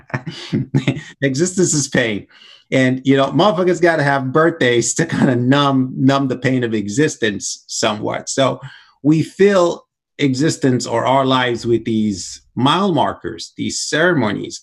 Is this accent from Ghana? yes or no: no; Nigeria; now in United States; growing up in Nigeria, we had slaves